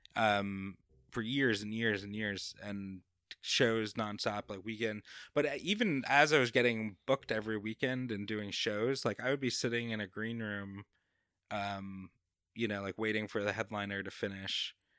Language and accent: English; Babylon, New York, United States; accent: New Yorker; moved away as an adult; also born or lived in North Carolina / California; now in Jacksonville, United States; I grew up in Long Island